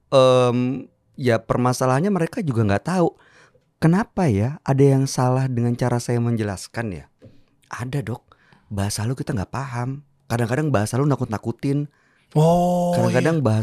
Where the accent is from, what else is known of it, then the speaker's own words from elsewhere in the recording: Jakarta, Indonesia; Jakarta sebagai anak Betawi boleh dong